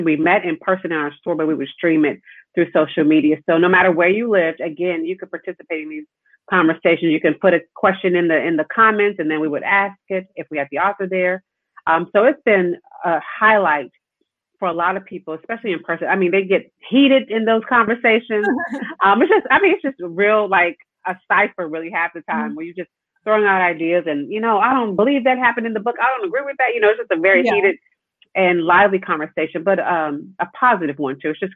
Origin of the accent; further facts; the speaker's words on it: Tulsa, Oklahoma, United States; moved away as an adult; also born or lived in Lincoln University; now in Washington, D.C., United States; I grew up in Oklahoma, proud of growing up in Tulsa.